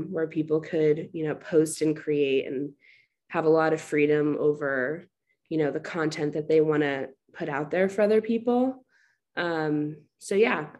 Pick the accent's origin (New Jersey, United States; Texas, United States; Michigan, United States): New Jersey, United States; Short Hills; moved away as an adult; also born or lived in Fairfield, Connecticut; now in Washington, D.C., United States; I'm from Short Hills, New Jersey. It's like 30 minutes outside of New York